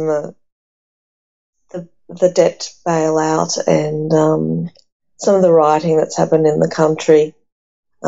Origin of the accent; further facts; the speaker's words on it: Australia; also born or lived in Athens, Greece; I'm not just Greek and I'm not just Australian. I am definitely a blend of Greek Australian.